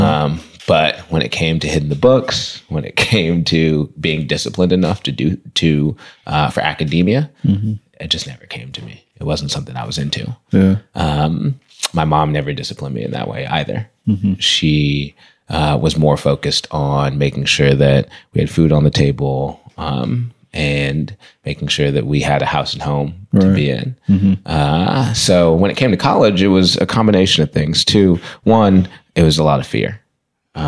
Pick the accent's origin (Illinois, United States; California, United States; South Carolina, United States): California, United States; Berkeley; I grew up in Berkeley, started elementary school at Craigmont, in Berkeley